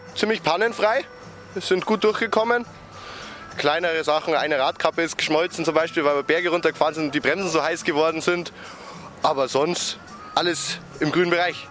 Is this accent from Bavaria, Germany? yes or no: yes; Feldkirchen-Westerham, Bavaria, Germany; Ich komme aus Feldkirchen-Westam